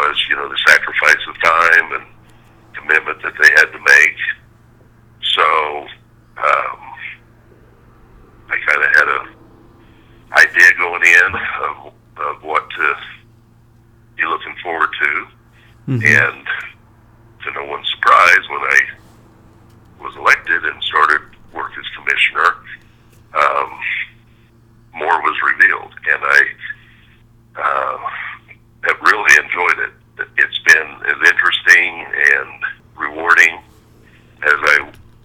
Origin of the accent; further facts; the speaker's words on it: Lakin, Kansas, United States; now in Allen County, United States; my hometown of Lakin